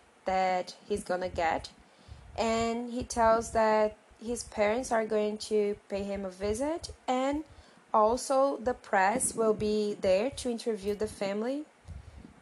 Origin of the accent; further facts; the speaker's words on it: Brazil; English is a second language; we are two Brazilian advanced English students